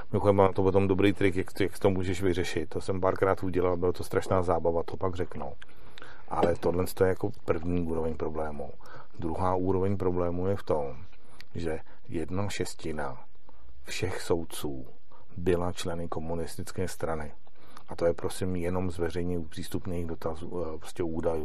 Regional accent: Czechia; já jsem z České republiky

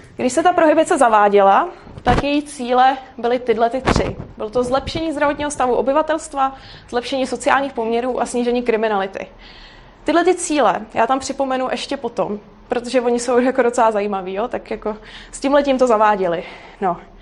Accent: Prague, Czechia; já nejsem z Brna, já jsem z Prahy

